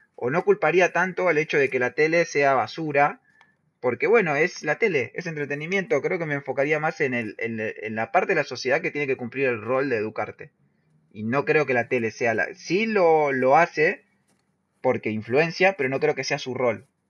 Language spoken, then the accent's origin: Spanish; La Matanza, Buenos Aires Province, Argentina; yo me crié en La Matanza